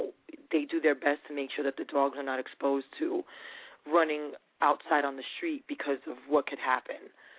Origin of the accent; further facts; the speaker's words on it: New York, United States; I'm from New York.